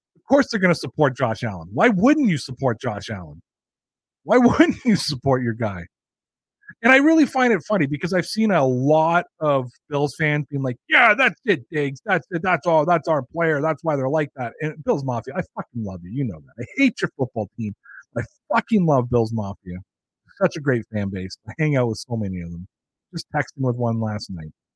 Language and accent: English; Canada; I'm Canadian